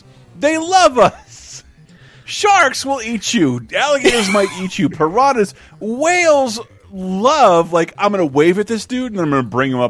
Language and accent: English; Florida, United States; growing up in Florida